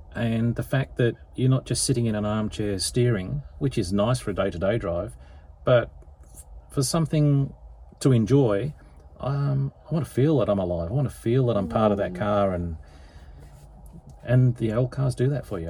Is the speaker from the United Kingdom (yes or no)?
yes; England, United Kingdom; moved away as an adult; now in Melbourne, Australia; I was born in England